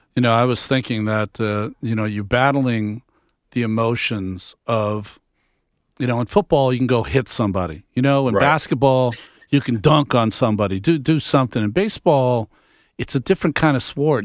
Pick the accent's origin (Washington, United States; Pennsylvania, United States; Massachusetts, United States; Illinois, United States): Massachusetts, United States; I'm from Massachusetts. Grew up a Red Sox fan